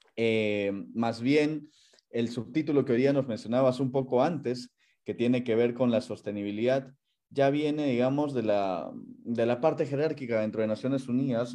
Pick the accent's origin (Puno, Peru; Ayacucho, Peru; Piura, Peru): Puno, Peru; moved away as an adult; also born or lived in Lima; now in Geneva, Switzerland; yo soy de nacionalidad peruana, yo nací en Lima, viví 15 años en Puno, luego regresé a Lima para continuar con mis estudios